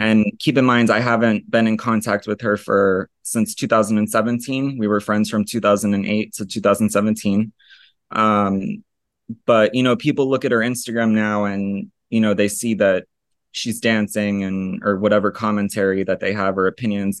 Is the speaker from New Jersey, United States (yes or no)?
no; Florida, United States; moved away as an adult; also born or lived in Italy / Basque Country, Spain; I was born in Florida